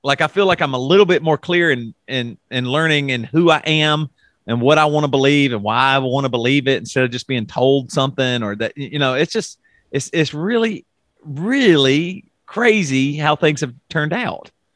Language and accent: English; South Carolina, United States; I grew up in South Carolina